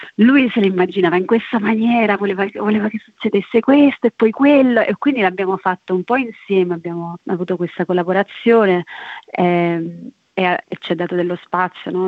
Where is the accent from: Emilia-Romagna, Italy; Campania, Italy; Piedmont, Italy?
Campania, Italy; Casoria; moved away; also born or lived in London / Naples / Rio de Janeiro; vengo da Casoria, sono cresciuta tra Casoria e Londra e adesso sto vivendo tra Napoli e Rio de Janeiro